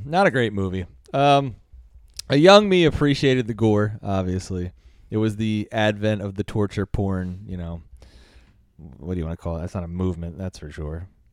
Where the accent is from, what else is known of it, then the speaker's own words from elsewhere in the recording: United States; I'm American